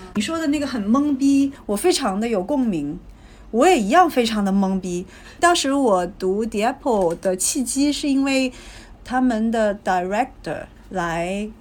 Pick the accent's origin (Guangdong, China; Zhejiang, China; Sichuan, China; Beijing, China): Guangdong, China; Guangzhou; 我是在广州出生的